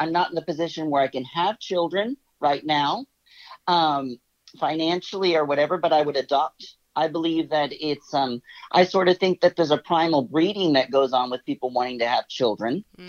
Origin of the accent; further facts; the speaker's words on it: Texas, United States; there's still people living in tents here in my hometown because of Hurricane Harvey.